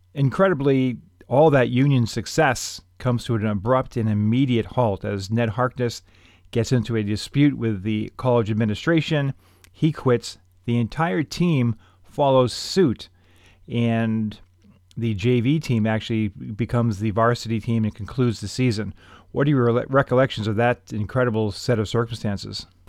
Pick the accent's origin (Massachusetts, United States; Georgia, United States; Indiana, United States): Massachusetts, United States; growing up in Massachusetts